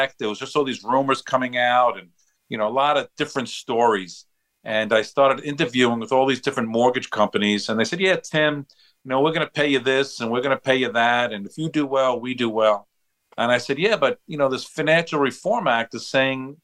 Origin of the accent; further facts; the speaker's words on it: Long Island, New York, United States; I'm born and raised on Long Island.